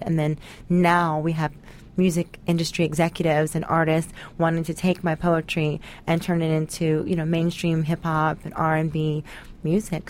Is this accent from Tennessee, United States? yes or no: yes; Tennessee, United States; I grew up in the South in uh, Tennessee